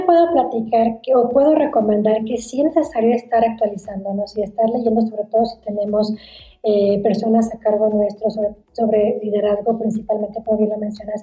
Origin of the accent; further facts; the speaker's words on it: Torreón, Coahuila, Mexico; yo soy de Torreón, Coahuila, y ahí donde fue donde abrí mi primera oficina